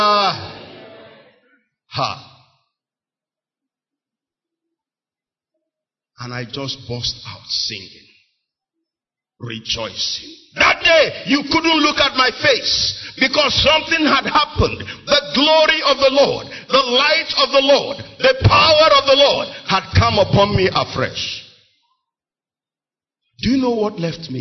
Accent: Onitsha, Anambra, Nigeria; I was born and raised in Onitsha

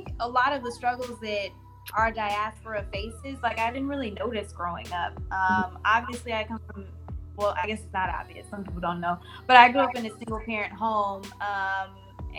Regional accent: Houston, Texas, United States; I'm from Houston, Texas. I'm from the southwest part, mainly Sharpstown, Greater Fondren

